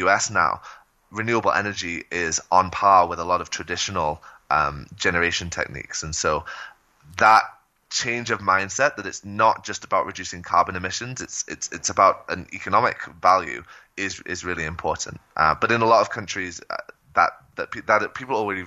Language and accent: English; Shropshire, West Midlands, United Kingdom; moved away as an adult; also born or lived in North Carolina / Bay Area; now in Colombia; So I grew up in Shropshire, which is a rural county on the Welsh border about an hour south of Manchester. I grew up on a farm there and actually moved to the U.S. for college